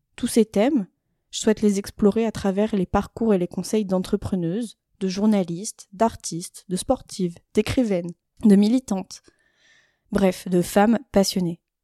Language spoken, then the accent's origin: French; Isère, near Grenoble, Auvergne-Rhône-Alpes, France; j'ai grandi en Isère, proche de Grenoble